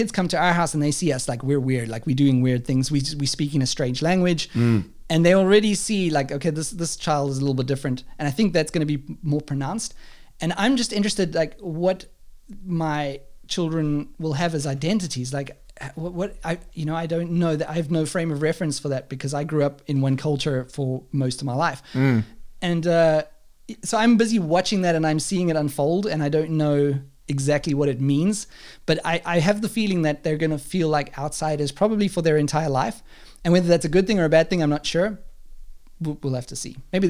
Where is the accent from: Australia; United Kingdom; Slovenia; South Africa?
South Africa; now in Germany; we're from South Africa, and you know, this is where we are now. We're in Germany, and we used to live in South Africa and stuff.